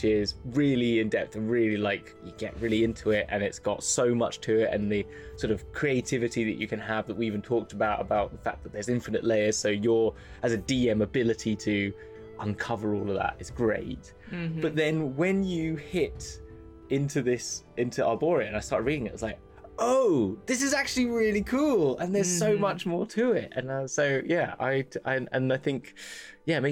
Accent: England, United Kingdom; As an English person

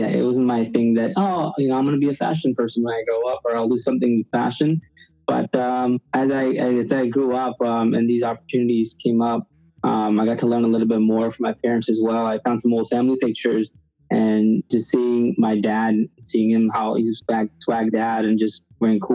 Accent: New York City, New York, United States; also born or lived in India; I was born in India, raised in Queens, New York, where I've been most of my life, about 20-something years now

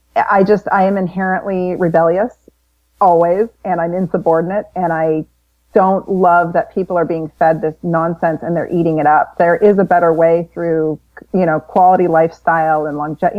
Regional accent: Florissant, Missouri, United States; I was born in St. Louis, Missouri. Well, Florissant, Missouri, just outside of St. Louis, so in the Midwest.

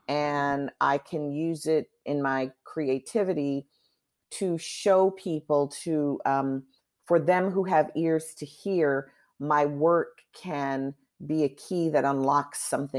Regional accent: Chicago, Illinois, United States; now in New York, United States; I'm from Chicago. I've watched All My Children from the first episode, grew up watching All My Children.

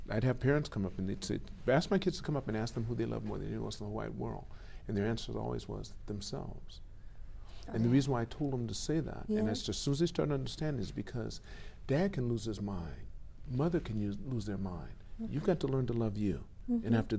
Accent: Los Angeles, California, United States; I'm from California.

